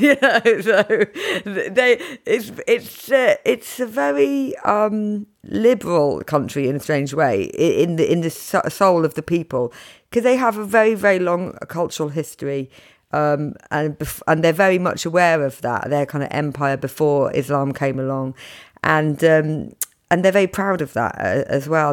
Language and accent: English; United Kingdom; as a British woman